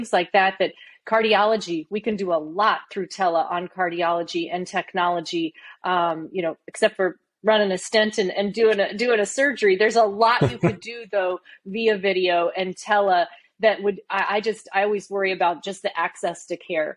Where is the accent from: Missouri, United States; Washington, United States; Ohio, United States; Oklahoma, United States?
Oklahoma, United States; I'm from Oklahoma.